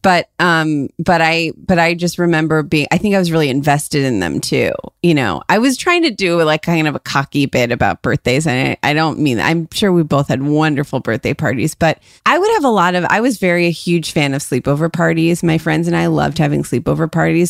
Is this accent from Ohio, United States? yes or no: yes; Ohio, United States; moved away; we grew up in Ohio